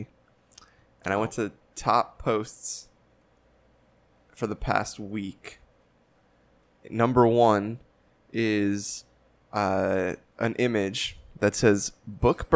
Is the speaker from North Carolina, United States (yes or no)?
no; North Arlington, New Jersey, United States; born or raised there